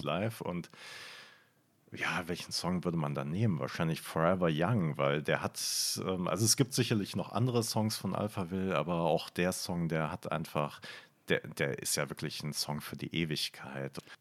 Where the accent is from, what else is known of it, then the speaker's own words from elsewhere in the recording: Bonn, North Rhine-Westphalia, Germany; ich bin halt in Bonn aufgewachsen